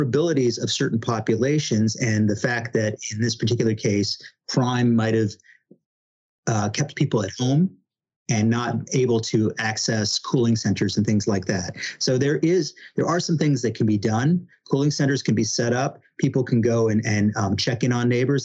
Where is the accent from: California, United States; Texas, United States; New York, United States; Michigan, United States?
New York, United States; being the New Yorker that I am